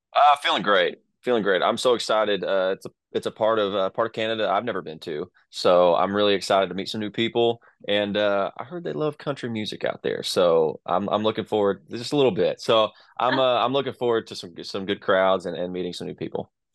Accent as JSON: {"language": "English", "region": "Texas", "country": "United States", "said": "I'm from Texas, so uh, that that sounds like home to me."}